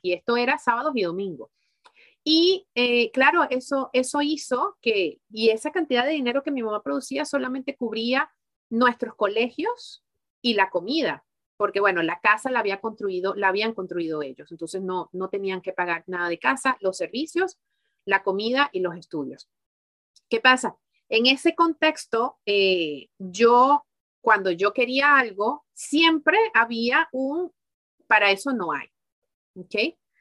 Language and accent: Spanish; Venezuela; also born or lived in Mexico / Miami / Spain; now in Belgium; en Venezuela, que fue donde yo nací